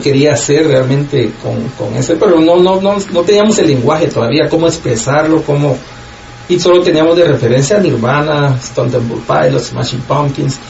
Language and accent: Spanish; Guatemala; moved away as an adult; now in Los Angeles, United States; soy guatemalteco, como tú dijiste, vivo en Los Ángeles, California pues viví hasta que tenía 25 años en Guatemala, puro chapín